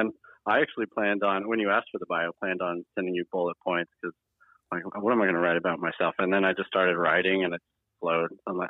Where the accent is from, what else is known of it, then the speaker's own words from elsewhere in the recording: Pocatello, Idaho, United States; born there; So I was born in Pocatello, Idaho, 1986, en route to the hospital.